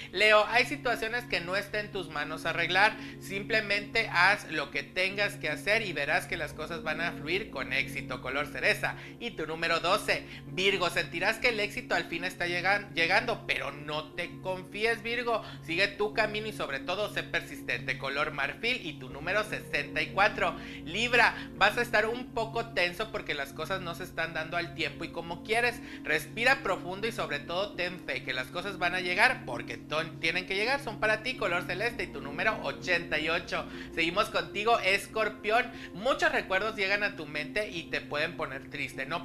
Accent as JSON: {"language": "Spanish", "region": "Mexico City", "country": "Mexico", "said": "de la Ciudad de México."}